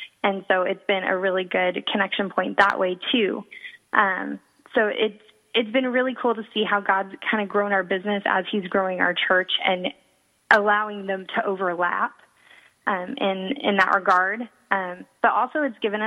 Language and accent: English; Portland, Oregon, United States; also born or lived in San Jose, California / Modesto, California; now in San Marcos, United States; I'm originally from Portland, Oregon